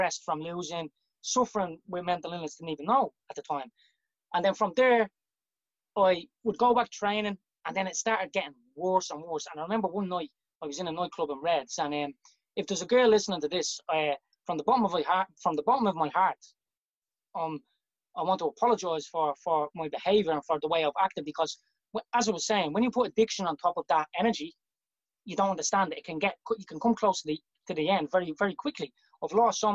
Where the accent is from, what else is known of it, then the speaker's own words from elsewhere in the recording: Dublin, Leinster, Ireland; moved away as an adult; also born or lived in Cambodia; I was born, grew up in Devonny Gardens